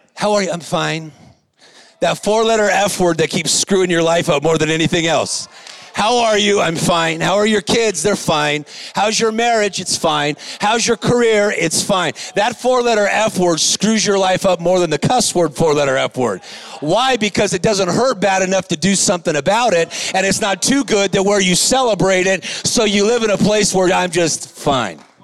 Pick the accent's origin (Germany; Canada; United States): United States; Whittier, California; I'm a guy from Whittier, California. I was raised in a lower income